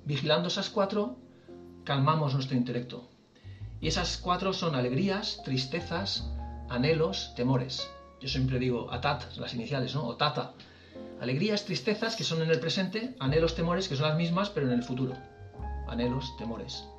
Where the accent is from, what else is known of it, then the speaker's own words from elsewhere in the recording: Valencian Community, Spain; Somos valencianos mayores